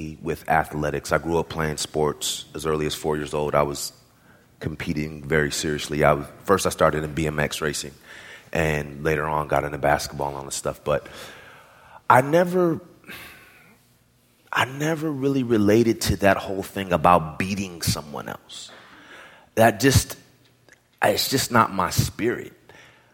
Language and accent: English; the Bay Area, California, United States; moved away as an adult; also born or lived in New York; I'm from the Bay Area